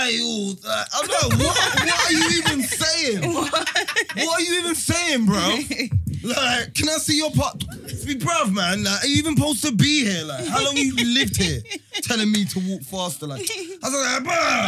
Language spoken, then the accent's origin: English; United Kingdom; I was born here